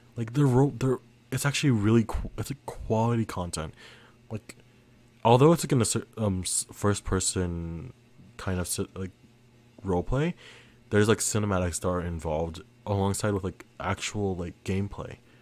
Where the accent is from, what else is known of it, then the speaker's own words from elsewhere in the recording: Philippines; I am Filipino